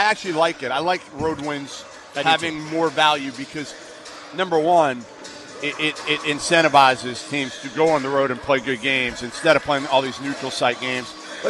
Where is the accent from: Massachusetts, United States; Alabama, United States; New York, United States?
Massachusetts, United States; Boston; I grew up around here. I grew up in Boston.